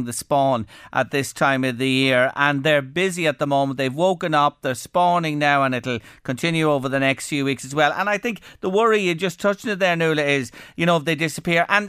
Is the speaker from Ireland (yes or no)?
yes; Ireland; our little country